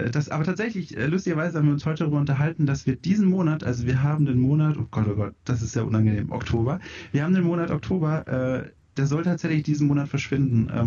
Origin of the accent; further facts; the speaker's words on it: Bavaria, Germany; Ähm, ich komme aus Franken, also Süddeutschland.